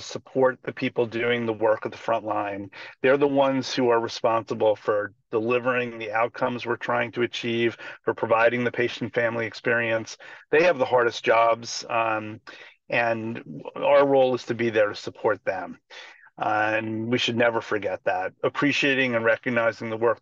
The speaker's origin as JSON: {"language": "English", "area": "Long Island", "region": "outside New York City", "country": "United States", "tie": "born or raised there", "said": "I grew up outside New York City on Long Island, not Baltimore"}